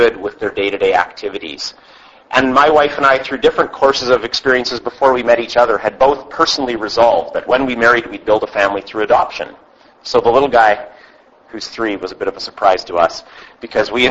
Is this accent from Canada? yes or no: yes; Vancouver Island, British Columbia, Canada; we're from Vancouver Island